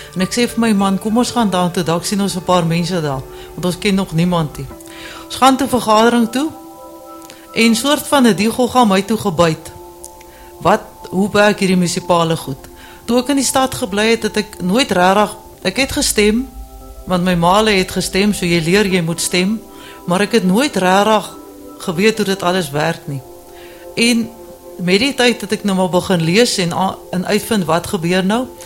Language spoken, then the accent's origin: Afrikaans; Cape Town, Western Cape, South Africa; also born or lived in Johannesburg; now in Deneysville, South Africa; lank lank gelede as ek in die Kaap gebore.